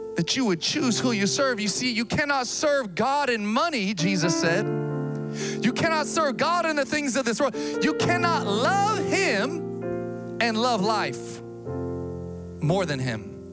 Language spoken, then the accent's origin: English; Sacramento, California, United States; moved away as an adult; also born or lived in Massachusetts; I grew up here in Sacramento